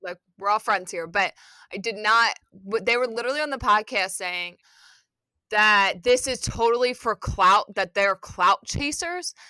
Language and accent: English; Philadelphia, Pennsylvania, United States; now in New York, United States; growing up in Philly